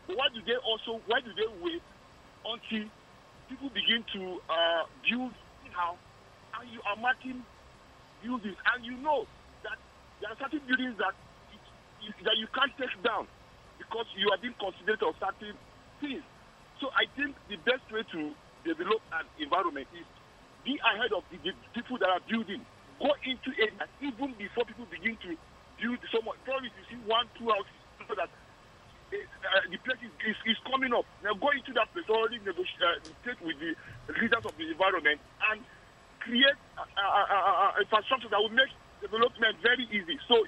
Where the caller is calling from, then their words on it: Plateau, Nigeria; Yeah, it's …. I'm calling you from Shaka.